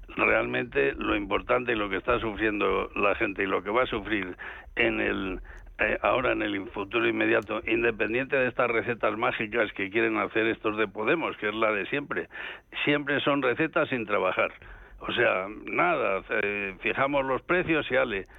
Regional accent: León, Castile and León, Spain; yo que soy de León

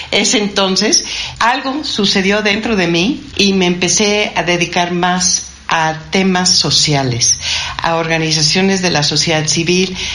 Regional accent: San Francisco, California, United States; moved away as an adult; also born or lived in Mexico City; now in Mexico; yo soy, como tú dijiste, estadounidense de origen, nací en San Francisco y a los 25 años, trabajando en el Banco de Boston, acepté eh, venir a la Ciudad de México

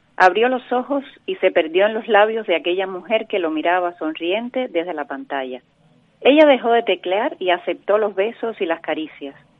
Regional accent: Cuba; now in Canary Islands, Spain; el pueblo donde yo nací, un pueblito en el el Macondo cubano, en el sur de La Habana

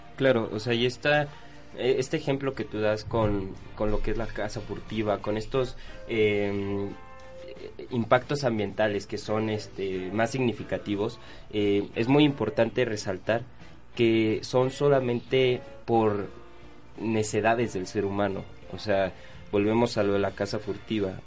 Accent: Mexico City, Mexico; los que somos de la Ciudad de México

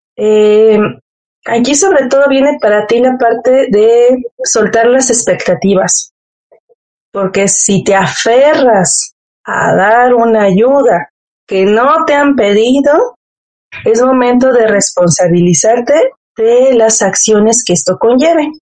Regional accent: Mexico; como buena mexicana

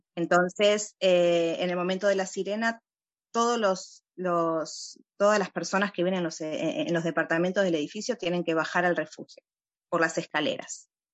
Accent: Uruguay; now in Ra'anana, Israel; yo nací en Uruguay

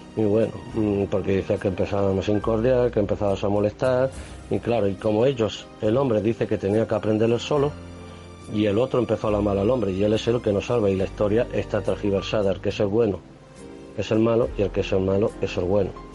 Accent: Spain; como español que me considero

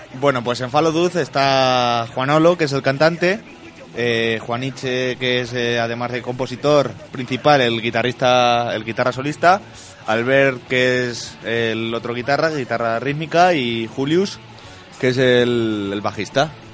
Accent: Miguel Esteban, Castilla-La Mancha, Spain; Tenemos en nuestro pueblo, si es Miguel Esteban

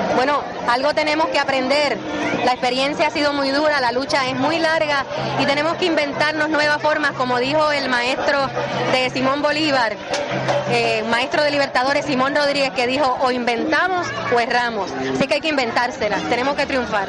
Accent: Puerto Rico; nosotros no vamos a cejar ni vamos a negar nuestra puertorriqueñidad

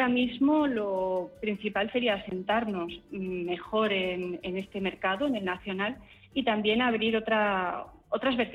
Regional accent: Burgos, Castile and León, Spain; yo soy de Burgos, yo ya estoy cubierta

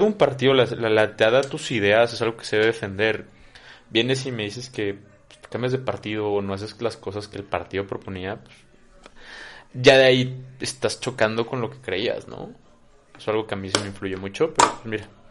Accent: Comitán, Chiapas, Mexico; mi familia es de Comitán de muchos, muchos años

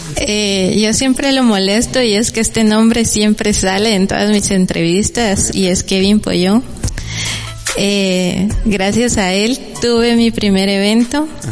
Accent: San Juan Comalapa, Chimaltenango, Guatemala; mi pueblo

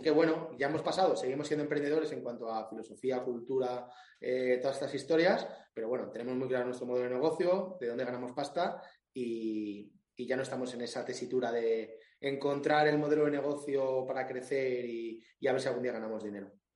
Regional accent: Alicante, Valencian Community, Spain; yo soy de Alicante

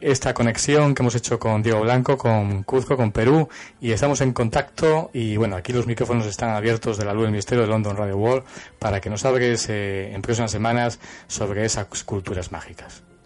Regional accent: Cáceres, Extremadura, Spain; una ciudad donde yo nací, que es Cáceres

